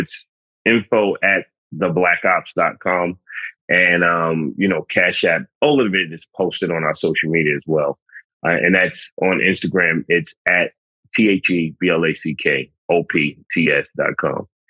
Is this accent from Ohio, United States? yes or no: no; New York City, New York, United States; I'm a city kid. I'm from the Bronx.